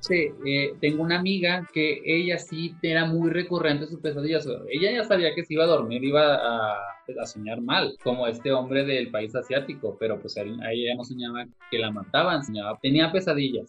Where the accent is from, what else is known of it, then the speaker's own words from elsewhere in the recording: Cuauhtémoc, Mexico; also born or lived in China; yo soy de Cuauhtémoc